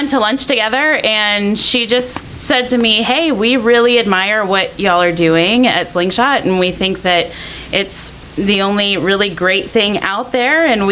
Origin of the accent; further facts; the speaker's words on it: Northwest Pennsylvania, United States; I grew up in Northwest Pennsylvania on a 300-acre fruit and vegetable farm